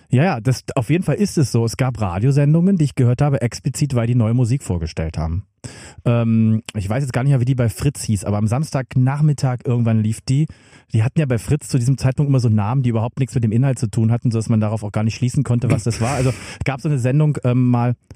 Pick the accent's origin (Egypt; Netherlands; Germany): Germany; Magdeburg, Saxony-Anhalt; Ich saß in Magdeburg, wo, äh, bin ich geboren und ich saß dort in den 90er Jahren